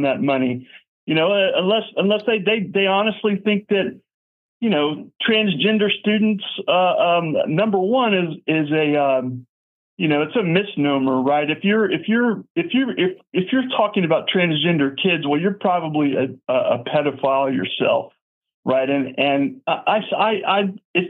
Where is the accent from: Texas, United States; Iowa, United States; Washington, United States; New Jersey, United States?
Texas, United States; Houston; I'm from Houston. My first job was in Montrose.